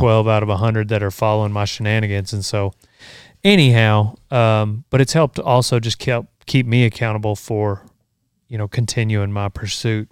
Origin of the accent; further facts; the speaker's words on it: Memphis, Texas, United States; we, we grew up in Memphis